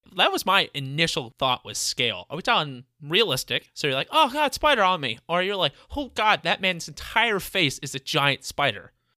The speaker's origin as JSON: {"language": "English", "region": "Midwest", "country": "United States", "said": "We're also all from the Midwest area"}